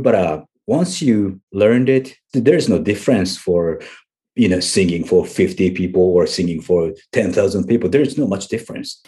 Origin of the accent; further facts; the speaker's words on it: Japan; English is a second language; here in Japan, we learn English for, like, ten years